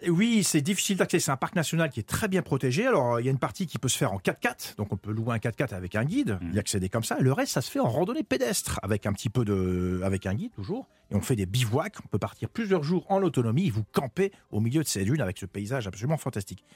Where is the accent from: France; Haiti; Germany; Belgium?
France; en tant que Français